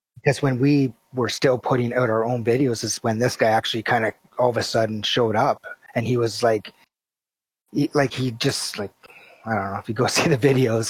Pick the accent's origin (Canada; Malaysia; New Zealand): Canada; I'm Canadian